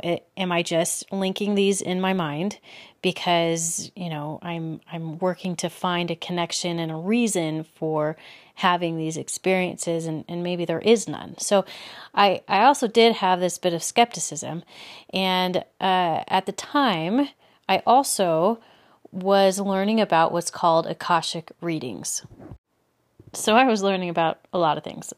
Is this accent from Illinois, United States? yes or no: no; Los Angeles, California, United States; moved away as an adult; also born or lived in Belgium / Texas; now in Utah, United States; I grew up in Southern California in the L A area. I lived there up until I was twenty-one